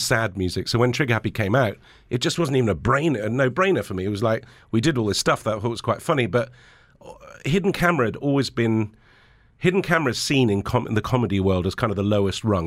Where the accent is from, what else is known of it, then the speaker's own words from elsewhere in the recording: Lebanon; moved away; also born or lived in England; I grew up in Lebanon, but there was a civil war going on